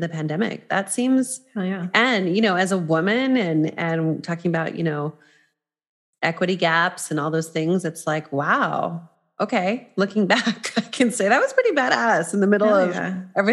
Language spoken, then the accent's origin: English; New Mexico, United States; also born or lived in New York; now in Los Angeles, United States; I'm originally from New Mexico, but was in New York with him for 14 years, and we just relocated to Los Angeles